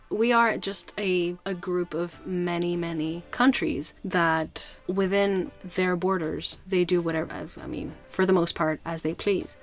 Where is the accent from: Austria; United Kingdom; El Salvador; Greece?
Greece; I grew up in Greece